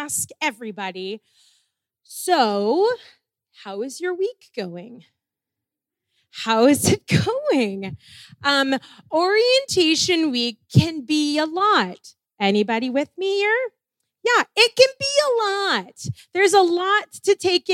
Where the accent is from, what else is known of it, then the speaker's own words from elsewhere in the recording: Ontario, Canada; moved away as an adult; I was coming in from Ontario